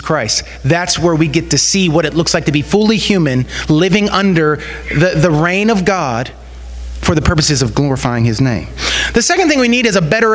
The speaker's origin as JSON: {"language": "English", "region": "Western Pennsylvania", "country": "United States", "tie": "born or raised there", "said": "growing up in Western Pennsylvania"}